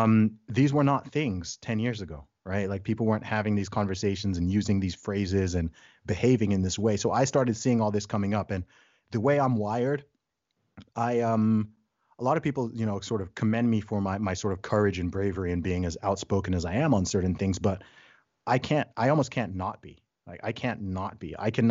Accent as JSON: {"language": "English", "country": "Saudi Arabia", "tie": "born or raised there", "also_born_or_lived": "England, United Kingdom", "said": "So I was born in England. I'm British by nationality, but I grew up in the Middle East, in Saudi Arabia. My family background's originally from Nigeria."}